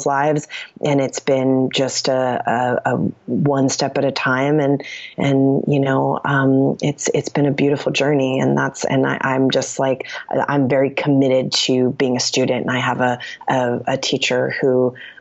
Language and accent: English; East Coast, United States; also born or lived in New York City; now in Los Angeles, United States; I'm from the East Coast.